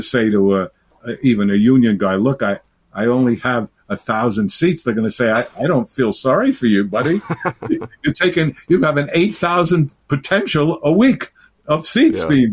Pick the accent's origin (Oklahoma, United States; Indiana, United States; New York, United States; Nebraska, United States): New York, United States; New York City; I'm a New Yorker